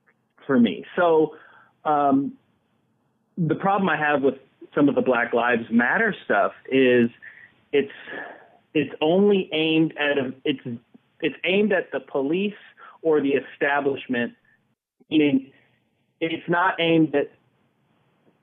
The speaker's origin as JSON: {"language": "English", "region": "New Jersey", "country": "United States", "tie": "born or raised there", "said": "I was born in New Jersey and my father's black"}